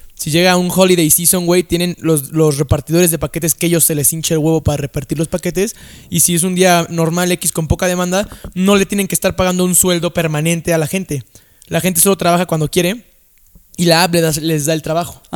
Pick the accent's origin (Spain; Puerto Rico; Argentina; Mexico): Mexico; somos un país de, puta madre, güey